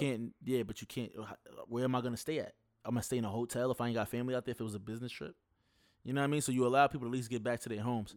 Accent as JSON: {"language": "English", "region": "New York", "country": "United States", "said": "I'm from New York."}